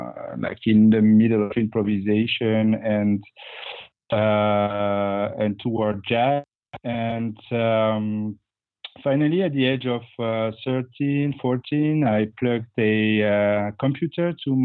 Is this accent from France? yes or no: yes; Bordeaux, Nouvelle-Aquitaine, France; Well, I grew up in Bordeaux, France, where I did my music learning.